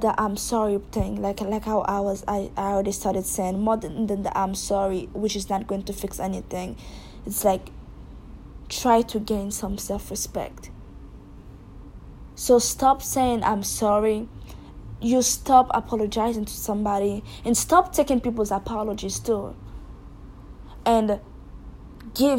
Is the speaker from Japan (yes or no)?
no; Haiti; I'm from Haiti